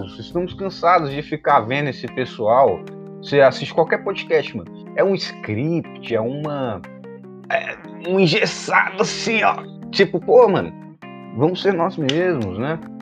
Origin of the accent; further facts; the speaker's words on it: Brazil; me entender como brasileiro